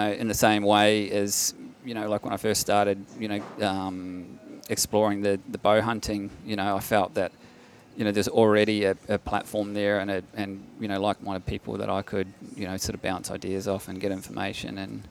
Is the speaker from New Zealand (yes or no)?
yes; New Zealand; now in Victoria, Australia; my childhood growing up in New Zealand